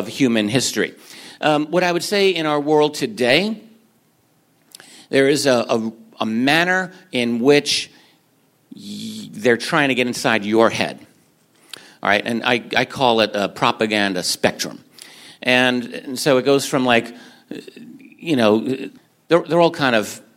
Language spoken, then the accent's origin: English; Northeast, United States; Those are my people. I'm from the Northeast